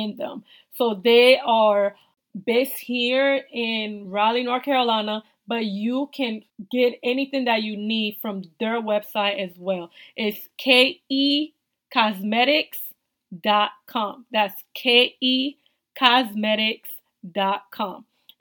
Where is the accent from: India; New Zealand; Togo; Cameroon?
Togo; now in United States; I'm originally from West Africa, Togo.